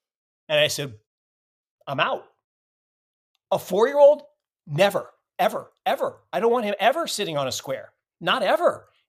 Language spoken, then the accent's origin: English; Seattle, Washington, United States; So, by way of background, I'm a left coaster. I grew up in Seattle. And always thought I would stay there. But then we moved around a lot.